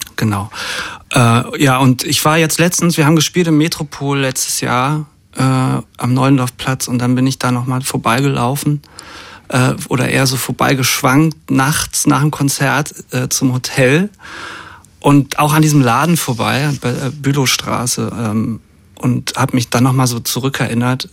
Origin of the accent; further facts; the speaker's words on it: GDR, about 40 km north of Berlin, Brandenburg, Germany; moved away; geboren in der DDR. Et, etwas über Berlin, so 40 Kilometer drüber und aber viel in Berlin gewesen als Kind schon